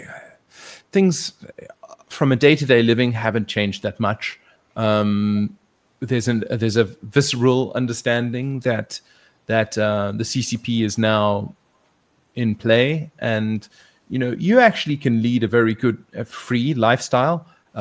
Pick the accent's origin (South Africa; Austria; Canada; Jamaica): South Africa; moved away as an adult; also born or lived in Taiwan; now in Hong Kong; as a South African